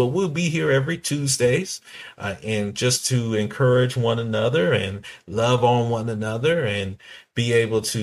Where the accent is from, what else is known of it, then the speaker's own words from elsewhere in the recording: Washington, D.C., Maryland, and Virginia area, DMV area, United States; we're from Washington, D.C., Maryland, and Virginia area